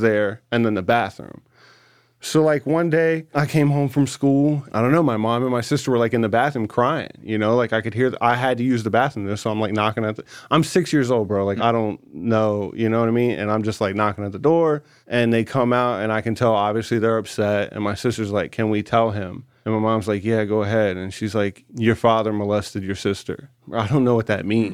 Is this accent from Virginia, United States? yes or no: yes; Newport News, Virginia, United States; my first memories is Hampton, Newport News area